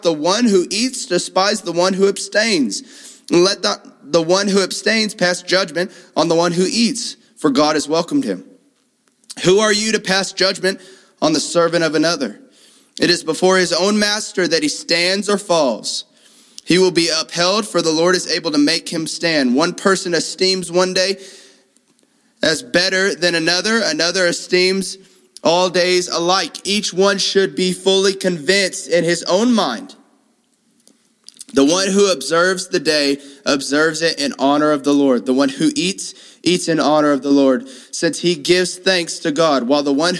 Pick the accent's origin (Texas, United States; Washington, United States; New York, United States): Texas, United States; Houston; moved away; I grew up in Houston